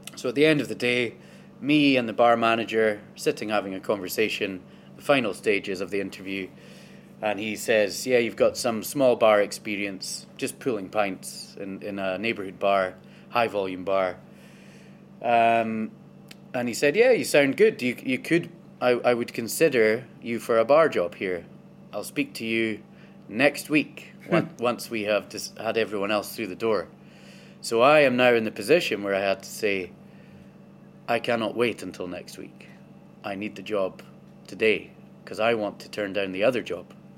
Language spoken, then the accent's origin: English; Inverness, Scotland, United Kingdom; i am from Inverness originally. That's where I was born and where I grew up.